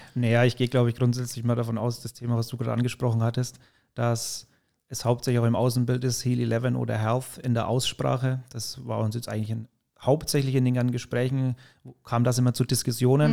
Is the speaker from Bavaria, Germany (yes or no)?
yes; Mühlhausen, Bavaria, Germany; ich bin in der Nähe von Höchstadt Aisch, Mühlhausen heißt der Ort, aufgewachsen